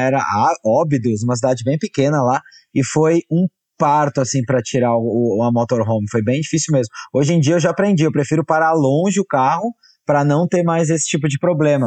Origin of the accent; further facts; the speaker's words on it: Brazil; A gente é brasileiro, já adoraram que a gente era brasileiro